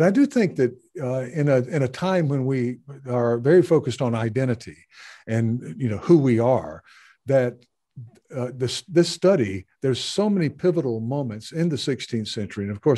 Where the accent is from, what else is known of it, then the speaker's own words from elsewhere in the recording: the South, United States; and I'm growing up in the American South, right?